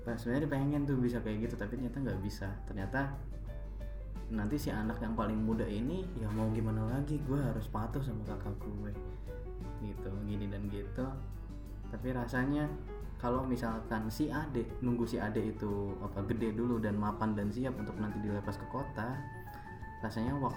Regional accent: Java, Indonesia; karena gue orang Jawa gitu

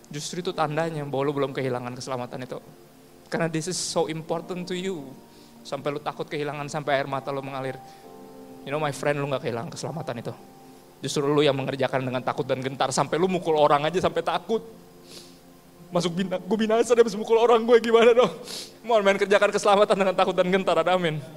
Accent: Ambon, Maluku, Indonesia; Gue juga orang Ambon, gue ngerti.

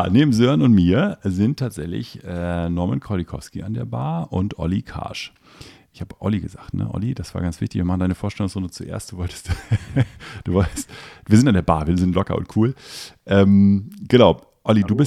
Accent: Northern Germany, Germany; Heimathafen finden wir als, als Norddeutsche super.

